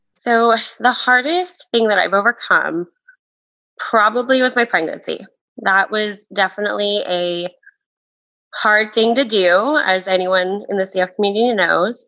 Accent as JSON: {"language": "English", "town": "Tucson", "region": "Arizona", "country": "United States", "tie": "born or raised there", "said": "I was born and raised in Tucson, Arizona."}